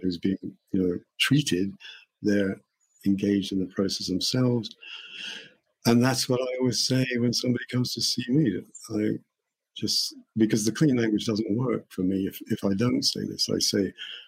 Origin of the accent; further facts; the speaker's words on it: England, United Kingdom; I being English